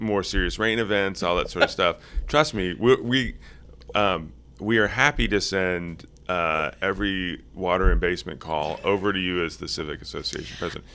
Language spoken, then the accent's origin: English; Cincinnati, Ohio, United States; I grew up in Cincinnati